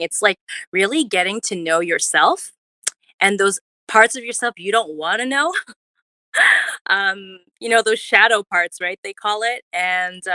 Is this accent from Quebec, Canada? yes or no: no; Ottawa, Ontario, Canada; I'm born and bred in Ottawa